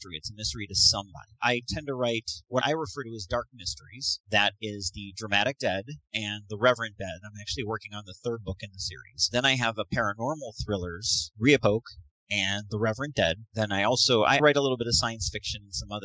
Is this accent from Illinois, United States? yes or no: yes; Northern Illinois, United States; also born or lived in Joliet, Illinois; I grew up in Northern Illinois, but I spent a lot of time in corn country down around like Joliet area